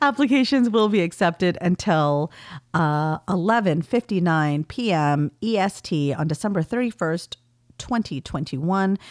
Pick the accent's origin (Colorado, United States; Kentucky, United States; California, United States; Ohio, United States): California, United States; accent: valley girl; my accent is quite heavily valley girl, having grown up in California in the nineties.